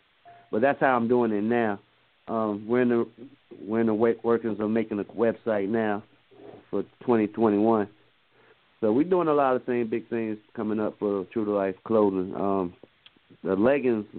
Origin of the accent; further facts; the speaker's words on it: Virginia, United States; now in Atlanta, United States; I'm originally from Virginia